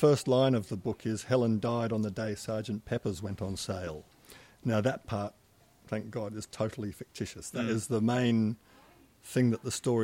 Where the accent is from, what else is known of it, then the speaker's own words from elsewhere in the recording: Perth, Western Australia, Australia; moved away as an adult; also born or lived in London / Melbourne; now in East Gippsland, Australia; I grew up in Perth in the 50s and early 60s